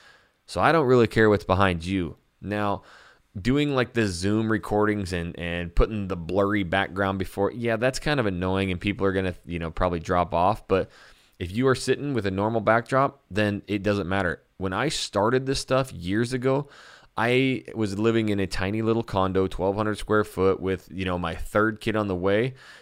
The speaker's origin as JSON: {"language": "English", "region": "Texas", "country": "United States", "lives_now": "Portland, United States", "said": "know, I'm living in Portland, Oregon now, so maybe I'll get rid of the Brahma Bowl, you know, because I'm from Texas."}